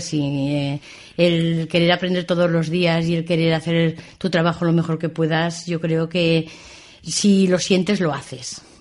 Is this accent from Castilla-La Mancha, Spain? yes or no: no; Binéfar, Aragon, Spain; also born or lived in Tamarite de Litera; Sí, yo soy hija de Binefar.